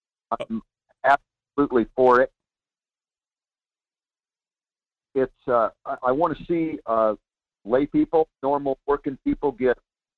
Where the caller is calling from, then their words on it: Soldotna, Alaska, United States; from Soldotna.